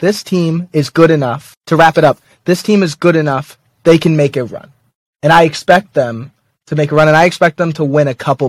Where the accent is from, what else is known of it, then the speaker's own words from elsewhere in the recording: New York City, New York, United States; I'm from New York City and I've been a St. John's fan my entire life.